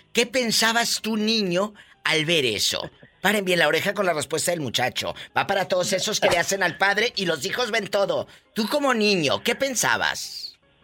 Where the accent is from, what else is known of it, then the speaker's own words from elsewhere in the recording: Tamaulipas, Mexico; mi paisano de Tamaulipas